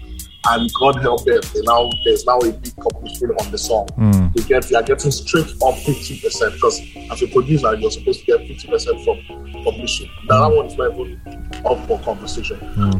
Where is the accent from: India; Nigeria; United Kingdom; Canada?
Nigeria; See, you're dealing with Nigerians, you have to be a Nigerian too.